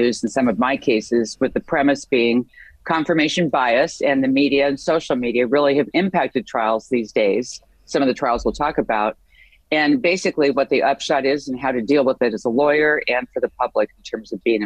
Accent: the Northwest, Pacific Northwest, United States; I grew up in the Northwest

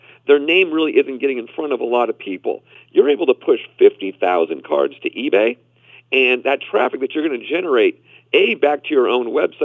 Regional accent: Boston, Massachusetts, United States; Growing up in Boston

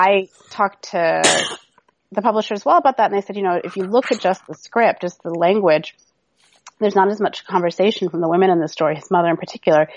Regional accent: Seattle, Washington, United States; I grew up in Seattle, Washington

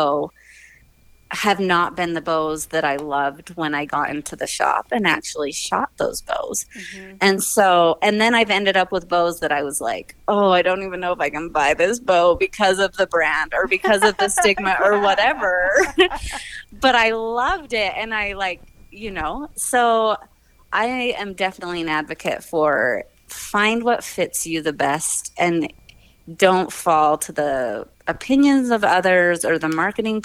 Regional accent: Southeast Idaho, United States; I grew up in Southeast Idaho

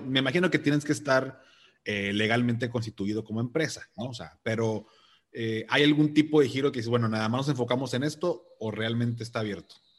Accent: Mexico; soy de México

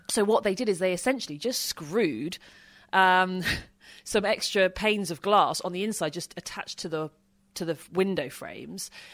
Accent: United Kingdom; being British

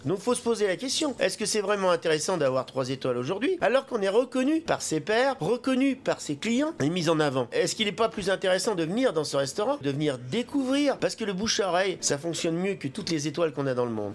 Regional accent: Paris, Île-de-France, France; J'ai grandi beaucoup, euh, beaucoup à, Paris

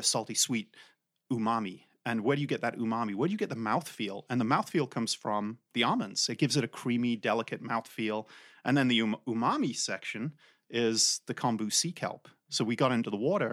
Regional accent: England, United Kingdom; moved away; I'm from England. That's where this weird accent is from

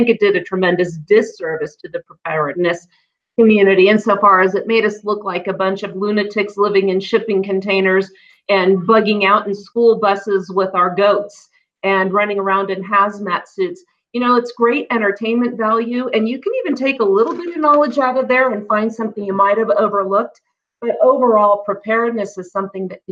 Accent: California, United States; growing up in California as a little girl

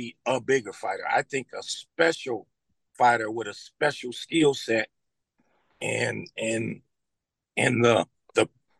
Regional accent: St. Louis, Missouri, United States; moved away; also born or lived in West Palm Beach, Florida; my hometown, St. Louis, Missouri

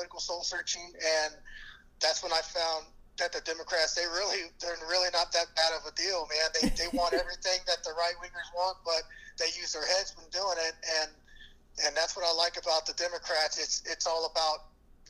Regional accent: Kerrville, Texas, United States; I'm born and raised in Kerrville, Texas.

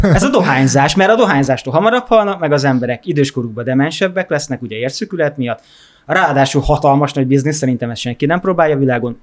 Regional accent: Hungary; én Magyarországon egy vidéki családban nőttem fel külterületen

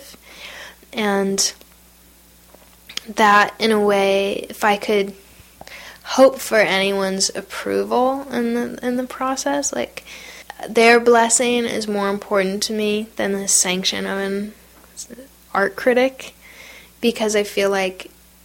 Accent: United States; I am not an Iraqi, I'm an American.

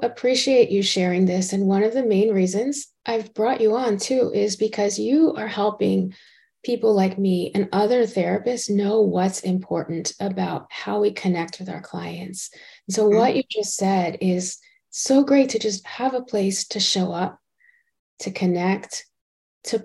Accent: South Florida, United States; moved away; I was originally from South Florida

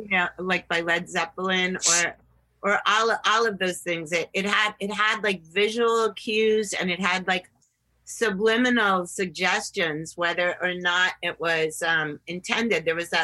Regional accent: New England, United States; but I grew up in New England, so I had a big snorkel parka on.

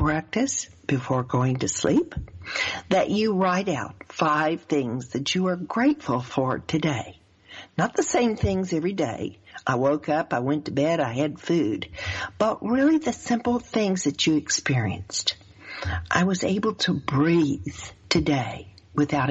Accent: the South, United States; accent: southern; my southern accent

